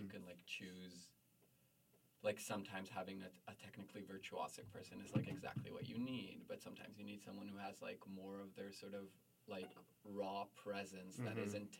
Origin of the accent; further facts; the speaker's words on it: Jerusalem, Jerusalem District, Israel; I grew up in Jerusalem and society sort of viewed me as like a boy.